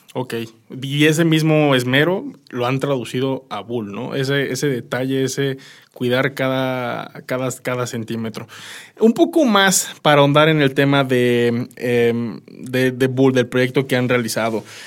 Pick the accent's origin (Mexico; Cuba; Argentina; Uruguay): Mexico; como mexicano